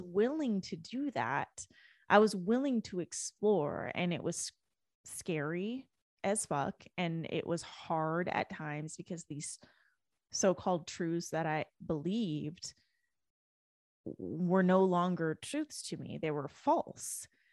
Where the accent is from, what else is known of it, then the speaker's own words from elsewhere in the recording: Canada; moved away as an adult; now in United States; I was born and raised in Canada. I didn't move to the U S until twenty thirteen.